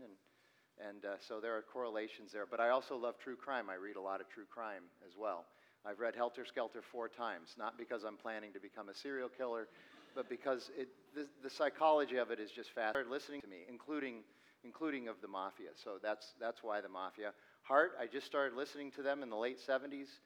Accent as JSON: {"language": "English", "town": "Phoenix", "region": "Arizona", "country": "United States", "tie": "born or raised there", "said": "I was born and raised here in Phoenix"}